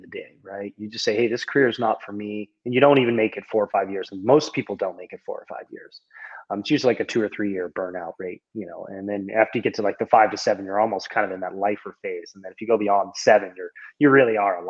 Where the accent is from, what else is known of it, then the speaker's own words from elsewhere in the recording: Southern California, United States; I'm from Southern California